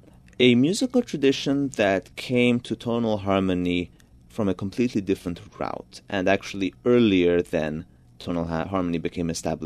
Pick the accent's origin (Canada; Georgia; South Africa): Georgia; first language Georgian; English is a second language; now in New York, United States; Georgian is still my mother tongue, and mm-hmm. I speak Georgian with my parents